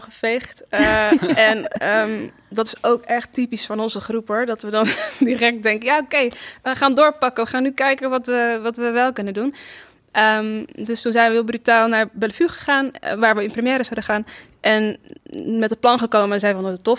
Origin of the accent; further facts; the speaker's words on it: Rotterdam, South Holland, Netherlands; also born or lived in Amsterdam; ik kom uit Rotterdam. Ik ben daar ook geboren